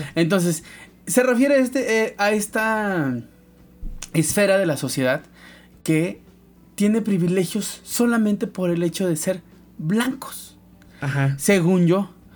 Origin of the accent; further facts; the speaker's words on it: Veracruz, Mexico; somos de Veracruz, la mayoría